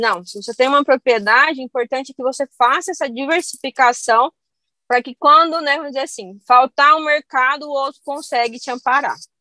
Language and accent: Portuguese; Goiás, Brazil; also born or lived in Santa Catarina / Rio Grande do Sul; Mas a minha família é do Rio Grande do Sul, eu nasci em Santa Catarina, mas eu vim para Goiás com um ano. E a gente sempre morou em fazenda